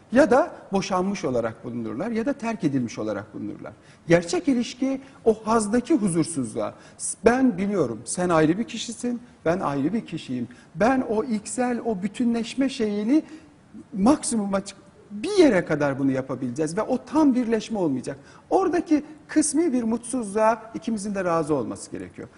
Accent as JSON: {"language": "Turkish", "country": "Turkey", "tie": "born or raised there", "said": "benim doğduğum yerlere, Kars'a gidin, Artvin'e gidin, Trabzon'a gidin"}